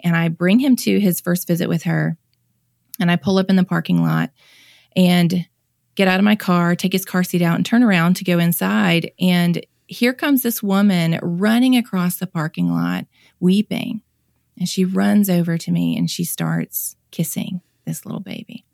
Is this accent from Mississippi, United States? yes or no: yes; Mississippi, United States; I'm born and raised in Mississippi, have lived here my whole life